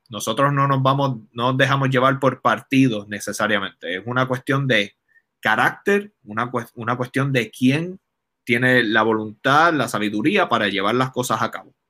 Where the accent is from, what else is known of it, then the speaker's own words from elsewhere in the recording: Caguas, Puerto Rico; Yo soy de Caguas. Desde que tengo uso de razón, eh, Caguas ha sido un pueblo popular.